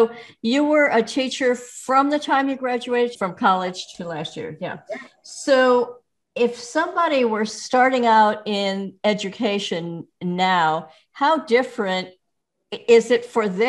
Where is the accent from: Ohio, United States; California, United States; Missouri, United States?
Missouri, United States; moved away; I'm originally from Missouri and I have family in Kansas City